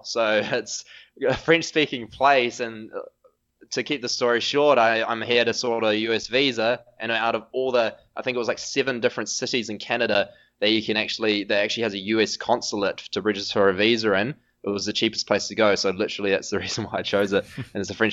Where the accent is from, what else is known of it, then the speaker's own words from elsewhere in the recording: New Zealand; accent: New Zealand; I'm from New Zealand